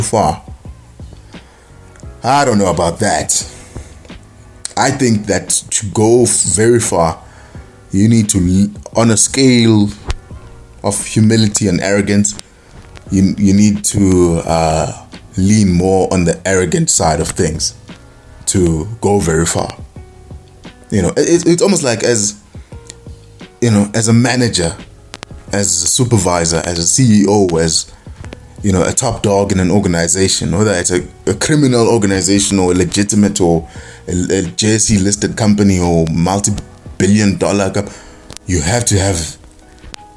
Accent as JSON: {"language": "English", "country": "South Africa", "said": "I'm a South African."}